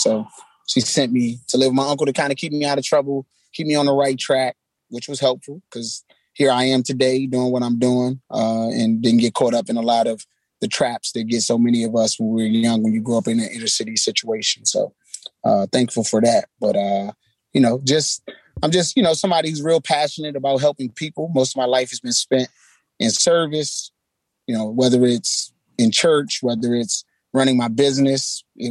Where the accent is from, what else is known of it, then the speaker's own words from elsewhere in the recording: Washington, District of Columbia, United States; We never had a stable place. So I lived all over. I've lived in every quadrant of the city. And I've lived in a whole bunch of different areas in each quadrant.